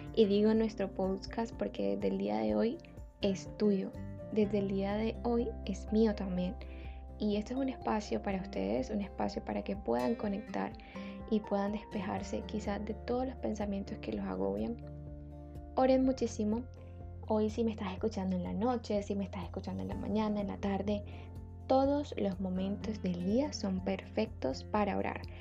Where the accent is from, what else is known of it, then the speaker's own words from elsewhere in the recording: Barranquilla, Atlántico, Colombia; soy de Barranquilla, como ya lo suponen por mí